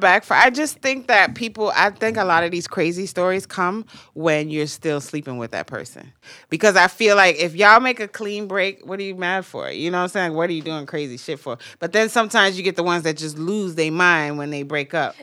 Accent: Jamaica; I'm Jamaican.

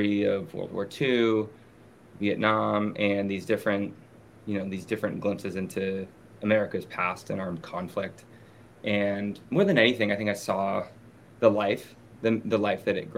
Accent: Los Angeles, California, United States; moved away as an adult; also born or lived in Beirut; I grew up in Los Angeles.

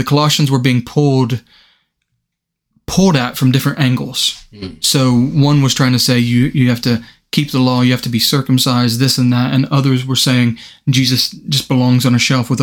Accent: United States; moved away as an adult; now in United Kingdom; being American

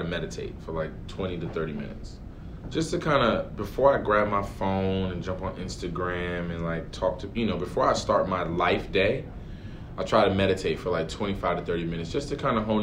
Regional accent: Paterson, New Jersey, United States; I grew up in Paterson, New Jersey, which is roughly 20 minutes or so from MetLife

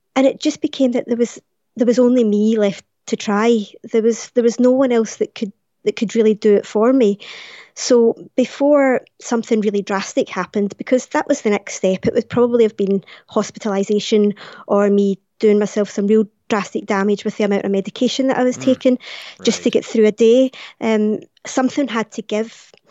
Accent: Glasgow, Scotland, United Kingdom; it was coming to Glasgow, it was coming to my hometown

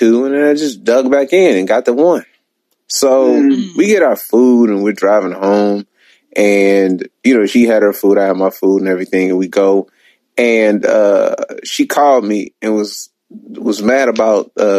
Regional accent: United States; I'm American

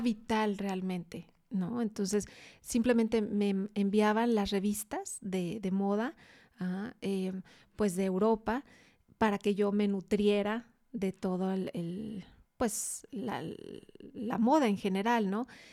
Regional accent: Guadalajara, Jalisco, Mexico; also born or lived in Mexico City; Toda la familia de aquí de Guadalajara, sí.

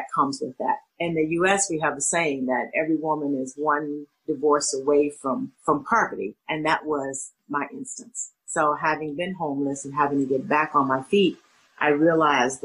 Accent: Little Rock, Arkansas, United States; moved away as an adult; also born or lived in Florida; now in Chicago, United States; I grew up in Little Rock, Arkansas, stayed there till after I finished college

